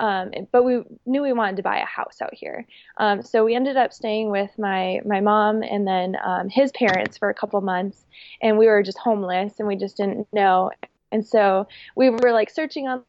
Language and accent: English; Minnesota, United States; now in Boise, United States; I'm from Minnesota